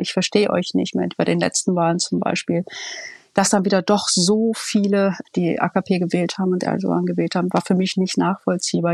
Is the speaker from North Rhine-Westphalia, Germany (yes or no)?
yes; Ruhr area, North Rhine-Westphalia, Germany; moved away as an adult; also born or lived in Berlin; Ich komme ja aus dem Ruhrgebiet